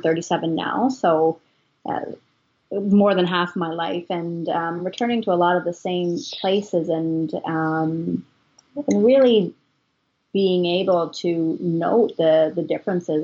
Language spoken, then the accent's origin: English; Ontario, Canada; also born or lived in Ottawa / Toronto; growing up in Ontario